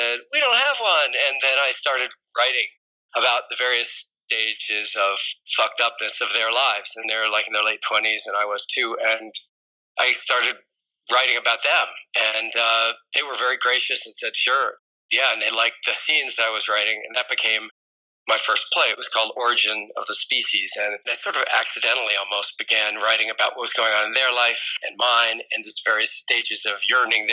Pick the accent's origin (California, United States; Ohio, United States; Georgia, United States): Ohio, United States; Columbus; moved away as an adult; also born or lived in Evanston, Illinois; now in New York City, United States; I grew up in Columbus, Ohio